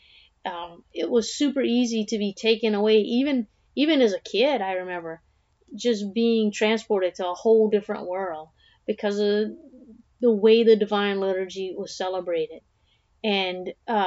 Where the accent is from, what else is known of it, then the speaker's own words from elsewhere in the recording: South Louisiana, United States; growing up in South Louisiana